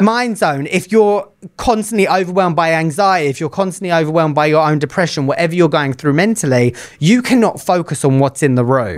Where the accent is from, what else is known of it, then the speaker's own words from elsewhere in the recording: United Kingdom; I am the British part of the Hot Mess Teacher Express, bringing in the bit of exotic flavouring all the way from the U K